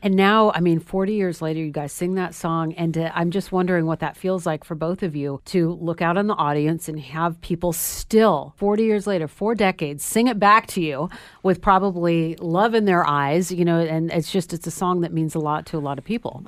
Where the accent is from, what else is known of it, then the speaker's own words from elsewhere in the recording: Sacramento, California, United States; in Sacramento, California, where I'm from